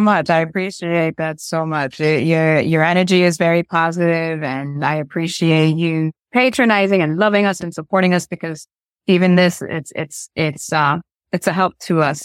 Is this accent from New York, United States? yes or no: yes; Rochester, New York, United States; now in New York City, United States; I was raised upstate in New York, um, in Rochester.